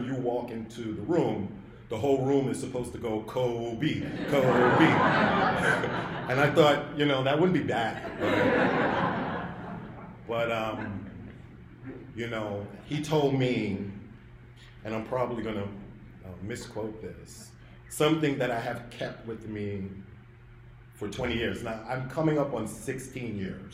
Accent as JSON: {"language": "English", "town": "New York City", "region": "New York", "country": "United States", "said": "I was from Brooklyn"}